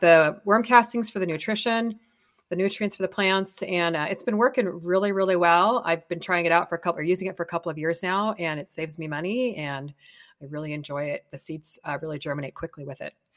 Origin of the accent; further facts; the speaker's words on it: Colorado, United States; now in California, United States; I grew up in Colorado